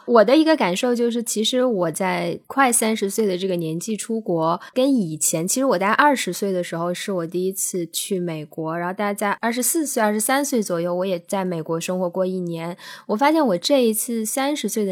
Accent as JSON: {"language": "Chinese", "country": "China", "also_born_or_lived": "United States", "moved": "as an adult", "lives_now": "Australia", "said": "我已经对我中国人的身份，我自己都已经有了一个认识了"}